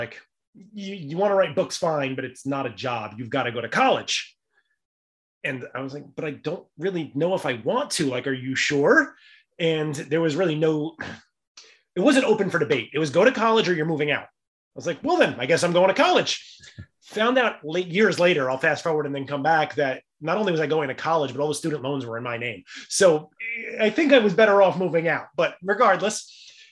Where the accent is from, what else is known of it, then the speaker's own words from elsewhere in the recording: New York City, New York, United States; Growing up in the Bronx, we were a very lower middle income family.